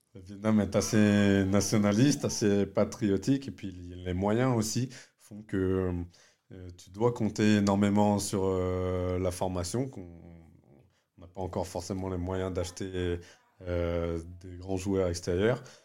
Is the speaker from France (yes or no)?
yes; France; Je suis né en France